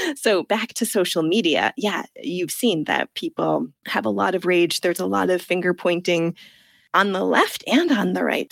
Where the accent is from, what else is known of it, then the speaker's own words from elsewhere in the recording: United States; moved away as an adult; also born or lived in Italy; now in England; I'm from the United States